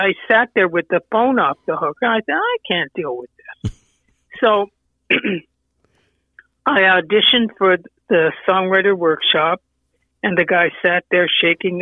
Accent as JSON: {"language": "English", "country": "Canada", "tie": "born or raised there", "moved": "as an adult", "lives_now": "Santa Barbara, United States", "said": "I was born in Canada"}